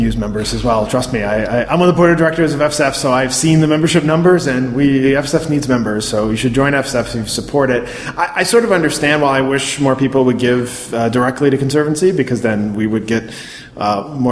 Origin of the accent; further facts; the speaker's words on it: Baltimore, Maryland, United States; I grew up in Baltimore area.